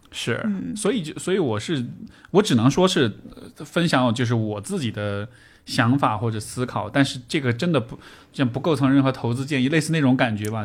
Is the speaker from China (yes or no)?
yes; Chengdu, Sichuan, China; 尤其作为成都人